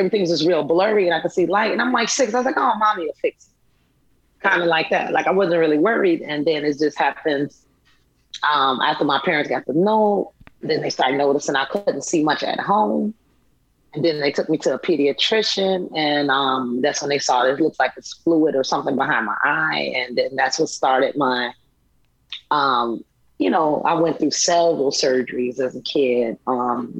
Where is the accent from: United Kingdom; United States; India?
United States; Chicago, Illinois; growing up in Chicago, late 80s, early 90s.